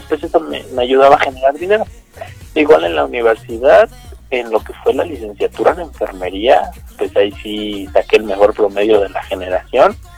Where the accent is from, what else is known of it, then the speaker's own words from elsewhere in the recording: Mexico; soy justamente mexicano, así igual aquí en México